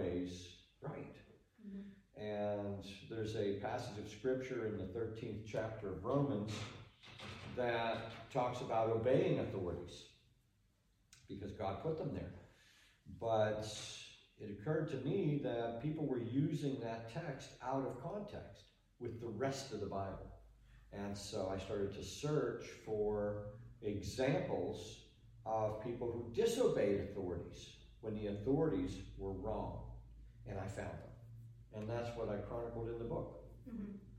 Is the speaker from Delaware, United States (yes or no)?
no; Pittsburgh, Pennsylvania, United States; I grew up in Western Pennsylvania, in Pittsburgh